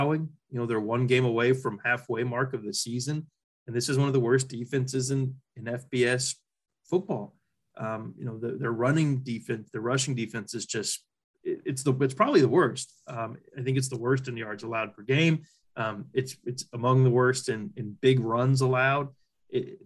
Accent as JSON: {"language": "English", "town": "Sedalia", "region": "Missouri", "country": "United States", "tie": "born or raised there", "said": "growing up in Sedalia, Missouri"}